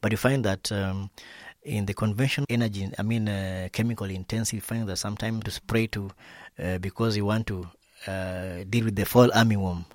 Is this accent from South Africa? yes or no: no; Western Kenya, Migori County, Kenya; I'm a small scale farmer from Western Kenya, that is, uh, in Migori County, Southwest Kenya